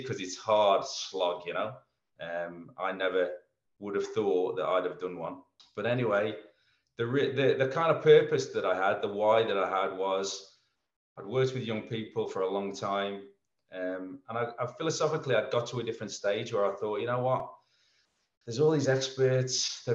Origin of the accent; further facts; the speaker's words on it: England, United Kingdom; moved away as an adult; now in Melbourne, Australia; Being an Englishman